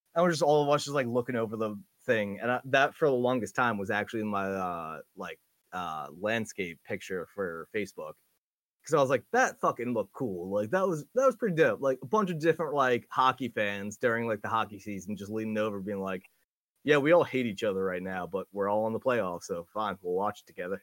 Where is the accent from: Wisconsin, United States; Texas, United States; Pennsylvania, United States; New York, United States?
New York, United States; I'm from New York